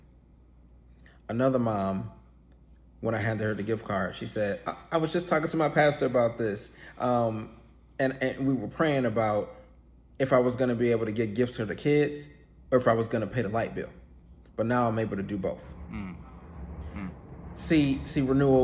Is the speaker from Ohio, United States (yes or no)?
yes; Cleveland, Ohio, United States; I grew up poor in Cleveland.